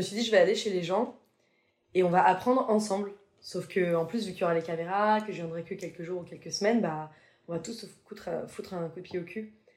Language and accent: French; Paris, Île-de-France, France; moved away as an adult; je suis parisienne, quoi. Donc je suis restée vraiment 29 ans à Paris